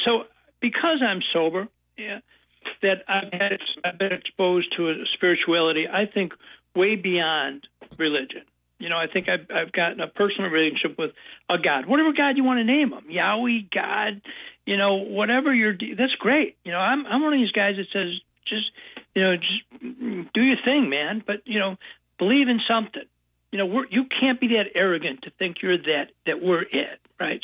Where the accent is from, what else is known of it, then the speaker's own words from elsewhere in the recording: Buffalo, New York, United States; now in Chicago area, United States; I was born in Buffalo, New York, and youngest of ten kids in a big Irish Catholic family. Moved to the suburbs when I was uh, in grammar school uh, of, of Buffalo